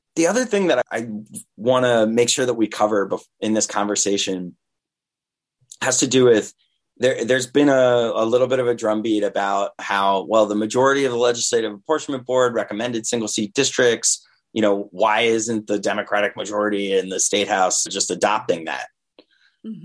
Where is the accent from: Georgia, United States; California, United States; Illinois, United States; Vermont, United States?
Vermont, United States; I grew up in Vermont